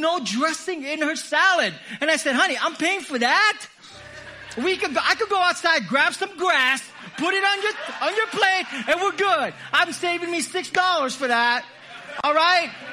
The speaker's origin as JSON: {"language": "English", "country": "Philippines", "said": "I'm Filipino."}